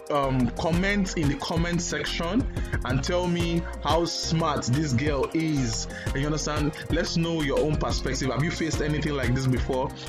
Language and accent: English; Ibadan, Oyo, Nigeria; I grew up I grew up I grew up in Ibadan but I still speak Queen's English